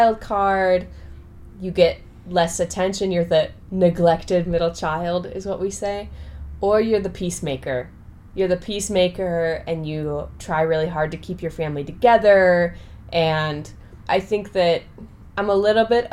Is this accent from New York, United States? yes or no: no; Minnesota, United States; also born or lived in Virginia; I was born in Virginia, but I grew up in Minnesota. So I spent almost all of my childhood in Minnesota. I grew up in a pretty quiet suburb near Minneapolis